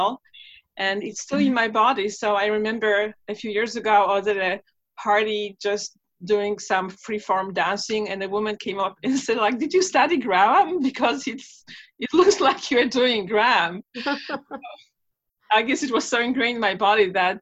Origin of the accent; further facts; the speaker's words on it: Warsaw, Masovian Voivodeship, Poland; English is a second language; moved away; when I was growing up in Warsaw, Poland